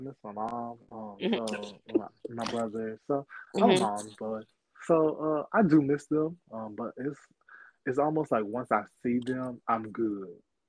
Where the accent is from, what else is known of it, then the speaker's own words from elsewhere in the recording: Bowling Green, Kentucky, United States; moved away as an adult; also born or lived in Louisville, Kentucky; now in Houston, United States; I'm from Bowling Green, Kentucky.